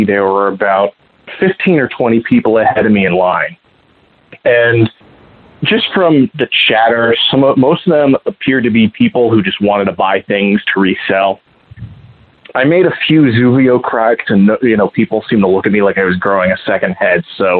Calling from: Columbus, Ohio, United States; from Columbus, Ohio, snuggling with a giant pork.

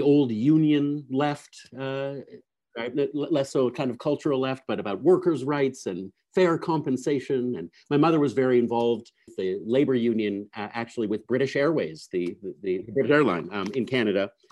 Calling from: Reno, Nevada, United States; I'm calling in from Reno, Nevada

